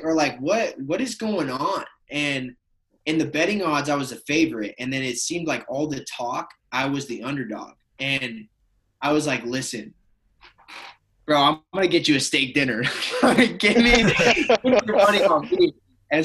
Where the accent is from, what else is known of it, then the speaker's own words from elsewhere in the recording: Oregon, United States; growing up in Oregon